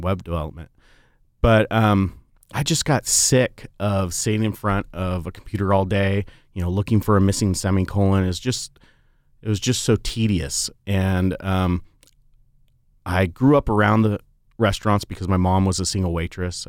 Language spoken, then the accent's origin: English; West Coast, United States; now in Portland, United States; growing up on the West Coast